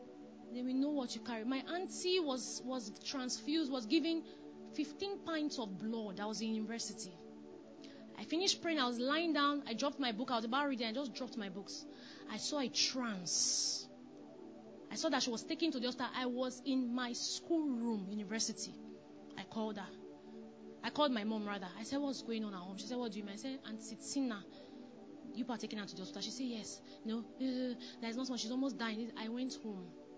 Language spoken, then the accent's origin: English; Delta, Nigeria; I was from Delta State, Delta Igbo